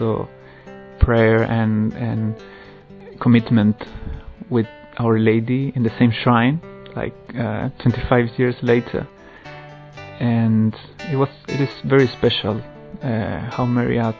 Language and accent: English; Chile; moved away; I'm originally from Chile